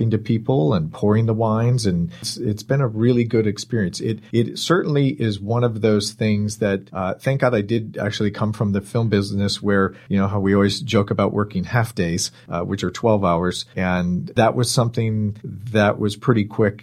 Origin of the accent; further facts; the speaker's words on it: Bay Area, Marin and Sonoma County, California, United States; I grew up in the Bay Area, up in Marin and Sonoma County.